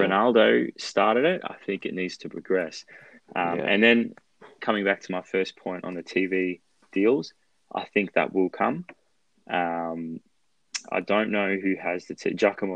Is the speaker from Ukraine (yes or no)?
no; Australia; as an Australian Lazio fan who doesn't speak Italian